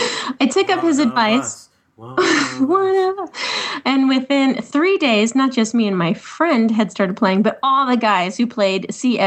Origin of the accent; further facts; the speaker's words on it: England, United Kingdom; I'm from England, in case you hadn't have guessed by now.